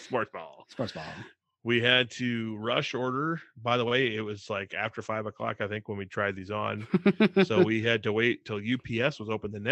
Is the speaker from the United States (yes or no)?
yes; Midwest, United States; us growing up in the Midwest and not having a lot to do.